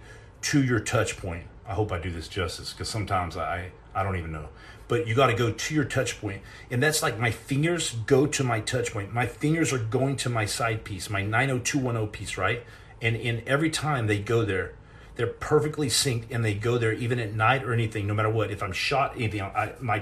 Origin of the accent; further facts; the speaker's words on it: Texas, United States; I'm from Texas